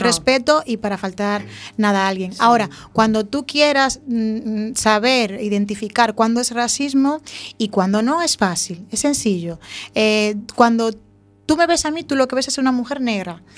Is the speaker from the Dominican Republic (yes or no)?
yes; Dominican Republic; now in A Coruña, Spain; Yo nací en República Dominicana hace muchos años